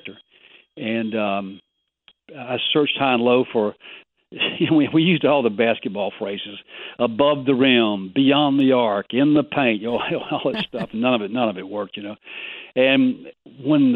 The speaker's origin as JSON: {"language": "English", "region": "Mississippi", "country": "United States", "said": "I'm from the South. I'm from Mississippi, and we produce a lot of writers."}